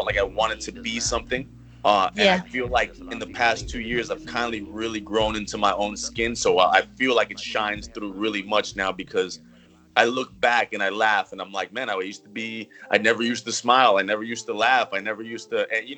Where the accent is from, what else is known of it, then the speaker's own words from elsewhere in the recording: Colombia; now in Miami, United States; I'm from Colombia. I was born and raised in Colombia, but I live in Miami. I've been in Miami for about like over 10 years now, so this is home.